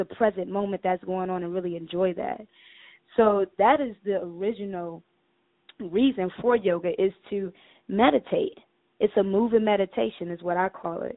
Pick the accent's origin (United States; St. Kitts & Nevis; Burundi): United States; Cleveland, Ohio; moved away as an adult; now in Atlanta, United States; I'm from Cleveland, Ohio. I'm a northern girl. I came down to Atlanta about 5-6 years ago.